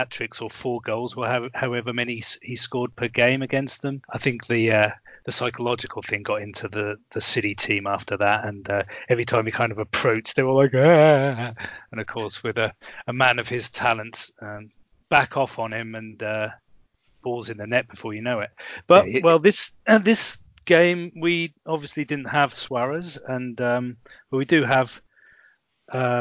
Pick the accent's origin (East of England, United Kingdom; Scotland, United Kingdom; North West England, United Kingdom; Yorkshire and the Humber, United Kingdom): East of England, United Kingdom; Norwich; moved away; also born or lived in Germany; they're my hometown club. I would venture to say I was born there. I lived kind of nearby